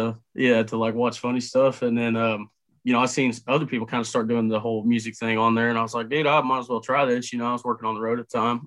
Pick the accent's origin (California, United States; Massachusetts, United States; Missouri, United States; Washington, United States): Missouri, United States; Carrollton; I'm from Carrollton, Missouri.